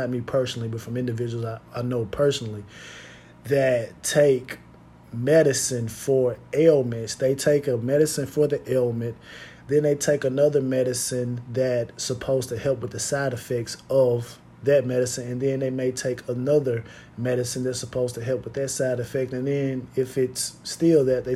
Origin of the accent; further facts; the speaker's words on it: United States; as American citizens